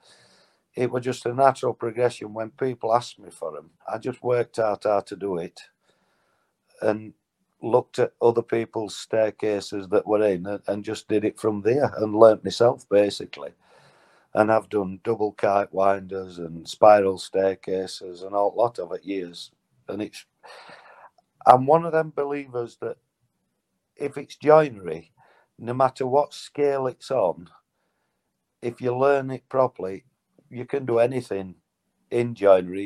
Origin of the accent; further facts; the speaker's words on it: Mexborough, Yorkshire and the Humber, United Kingdom; now in Bolton, United Kingdom; I'm from Yorkshire, Mexborough originally, live in Bolton now.